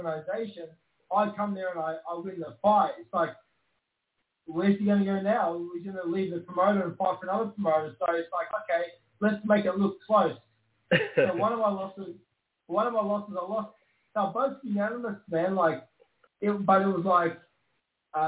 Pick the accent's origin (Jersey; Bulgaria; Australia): Australia; Brisbane, Queensland; also born or lived in Melbourne; my hometown in Brisbane, Queensland, Australia